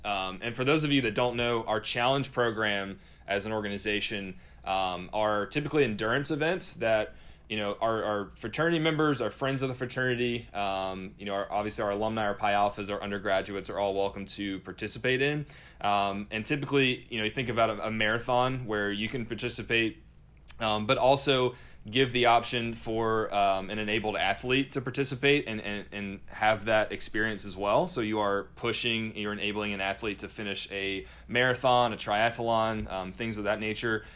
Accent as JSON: {"language": "English", "region": "North Carolina", "country": "United States", "said": "I'm from North Carolina."}